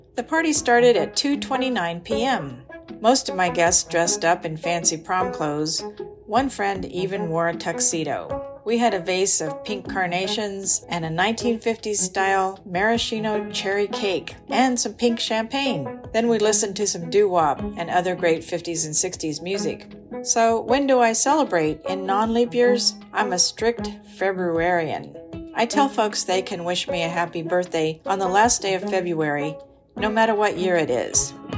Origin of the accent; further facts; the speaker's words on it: Lawrence, Kansas, United States; I'm from Lawrence, Kansas